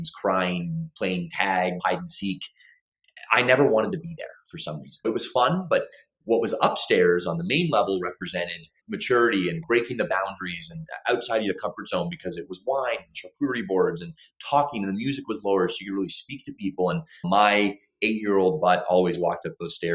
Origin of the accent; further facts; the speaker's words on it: Toronto, Ontario, Canada; I was born in Toronto, Ontario